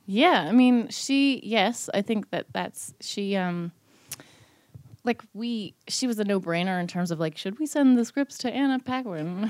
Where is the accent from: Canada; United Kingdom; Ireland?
Canada; Newfoundland and Labrador; I'm, I'm a Newfoundlander